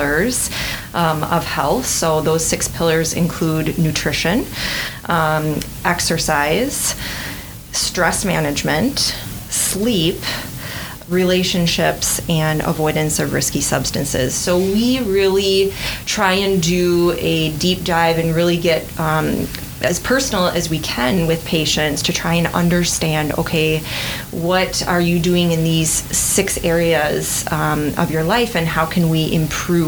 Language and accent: English; Red Granite, Wisconsin, United States; also born or lived in Madison, Wisconsin / Iowa City, Iowa / Janesville, Wisconsin / Appleton, Wisconsin; I grew up in central Wisconsin in a tiny town called Red Granite